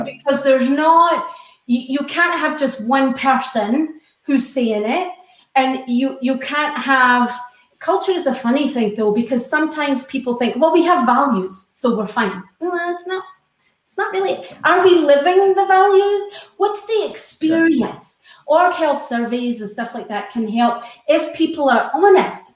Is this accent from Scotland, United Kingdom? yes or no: yes; Scotland, United Kingdom; now in United States; I'm Scottish